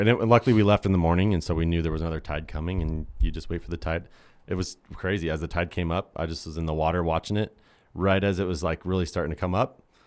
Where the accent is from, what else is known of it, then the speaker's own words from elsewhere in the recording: Idaho, United States; We're from Idaho. There's only lakes here.